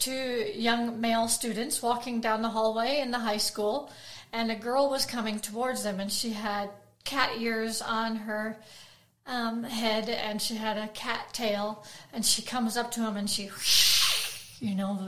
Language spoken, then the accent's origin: English; United States; born or raised there; now in Australia